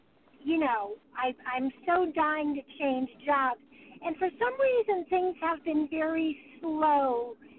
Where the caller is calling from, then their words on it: California, United States; From California.